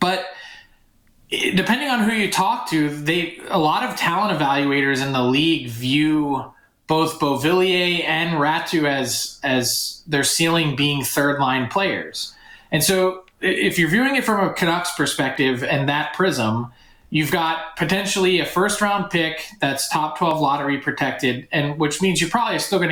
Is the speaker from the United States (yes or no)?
yes; Philadelphia, Pennsylvania, United States; I'm from Philly